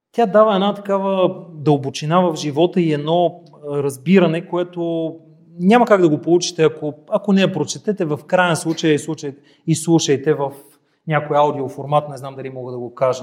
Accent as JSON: {"language": "Bulgarian", "town": "Gabrovo", "region": "Gabrovo Province", "country": "Bulgaria", "said": "като габровец"}